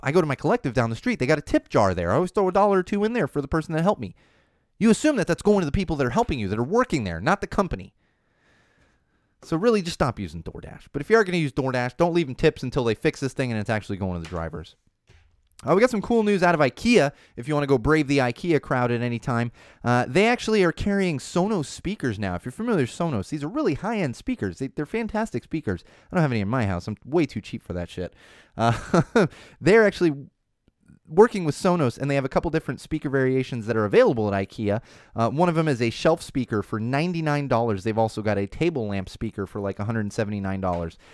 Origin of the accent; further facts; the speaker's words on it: San Diego, California, United States; When I was in high school growing up in San Diego